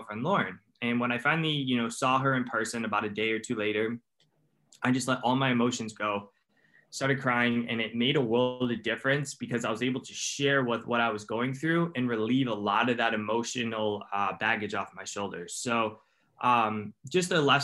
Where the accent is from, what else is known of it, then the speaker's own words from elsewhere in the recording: Cleveland, Ohio, United States; I'm from Cleveland, Ohio in the United States.